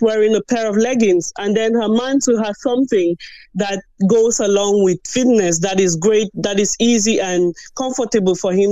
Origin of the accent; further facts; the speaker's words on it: Cameroon; now in Ireland; I'm originally from Cameroon